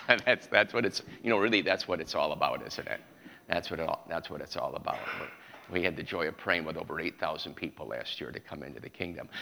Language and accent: English; New York, United States; I was raised in New York